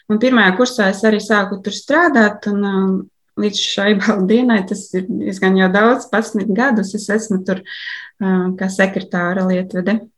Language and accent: Latvian; Alūksne, Latvia; now in Riga, Latvia; Es, es dzīvoju Rīgā vairākus gadus, bet oriģināli esmu no Aluksnes.